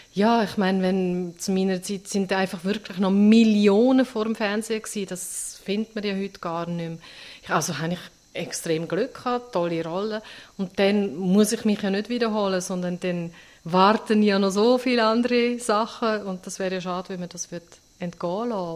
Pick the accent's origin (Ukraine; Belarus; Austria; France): Austria; also born or lived in St. Gallen, Switzerland; now in Switzerland; in der Schweiz geboren und in Österreich aufgewachsen